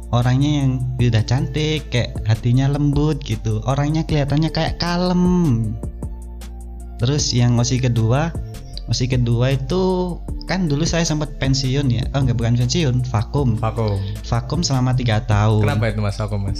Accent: Malang, East Java, Indonesia; now in Pasuruan, Indonesia

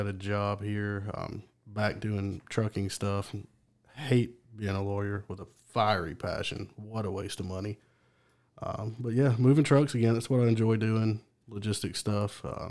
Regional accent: Dothan, Alabama, United States; moved away as an adult; also born or lived in Auburn, Alabama; now in Birmingham, United States; I'm from Dothan, went to school in Auburn, then moved to Birmingham.

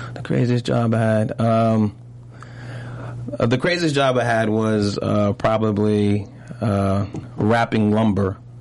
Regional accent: New York City, New York, United States; also born or lived in Brooklyn / Harlem; I also grew up in Harlem. I always say I always say I'm from Brooklyn, Brooklyn and Harlem, because uh-huh. I moved to Harlem when I was 12

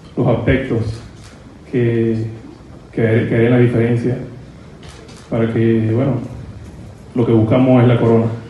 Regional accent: Dominican Republic; como jugador dominicano

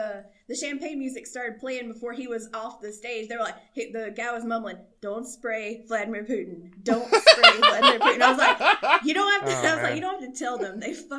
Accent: Dublin, Georgia, United States; I am from Georgia. I'm from a little town called Dublin, Georgia.

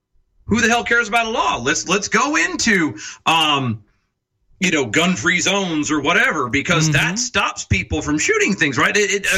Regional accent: North Carolina, United States; I've been here most of my life, almost all my life. Like, this is still part of the Bible Belt.

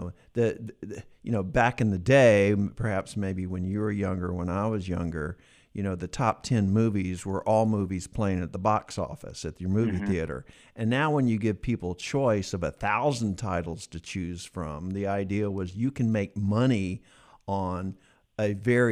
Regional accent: Atlanta, Georgia, United States; now in Bakersfield, United States; I grew up in Atlanta

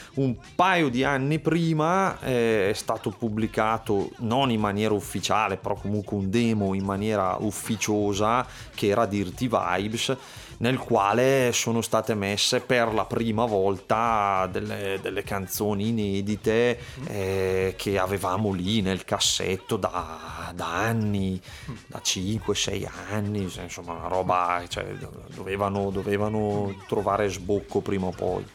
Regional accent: Manerbio, Lombardy, Italy; sono di Manerbio

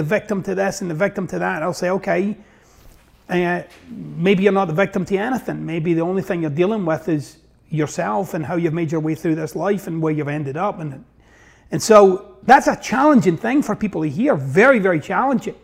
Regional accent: Glasgow, Scotland, United Kingdom; moved away as an adult; now in United States; I got this wonky accent, so I'm originally from Glasgow, Scotland, and actually from the east end of Glasgow

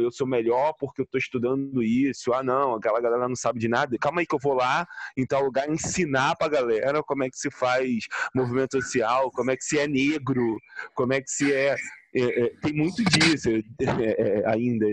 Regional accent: Nilópolis, Rio de Janeiro, Brazil; eu, preto, pobre, vindo da Baixada Fluminense, começar a chegar lá na, no, em Ilópolis, de onde eu vim

